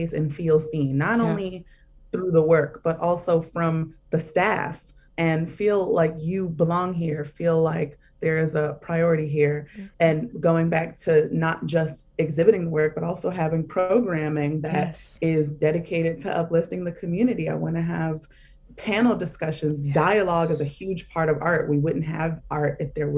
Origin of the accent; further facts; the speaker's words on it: Baltimore, Maryland, United States; now in New York, United States; I'm from Baltimore